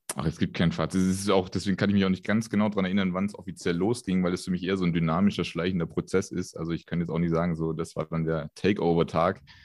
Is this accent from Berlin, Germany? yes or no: no; Ludwigsburg, Baden-Württemberg, Germany; also born or lived in Stuttgart; ich bin ähm, gar nicht so weit her in Stuttgart geboren. Ähm, vor den Toren Ludwigsburgs bin ich groß geworden.